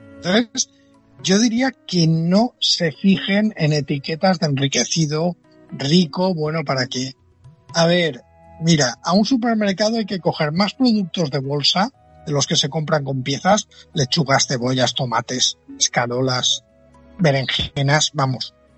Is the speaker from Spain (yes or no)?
yes; Dénia, Valencian Community, Spain; yo soy de Denia, está a 100 kilómetros